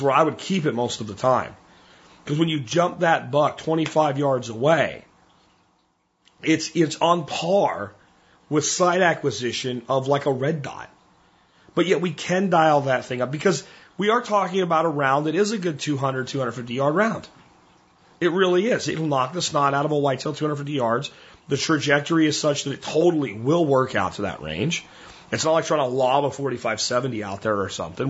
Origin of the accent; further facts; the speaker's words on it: Pennsylvania, United States; moved away; the woods I grew up in Pennsylvania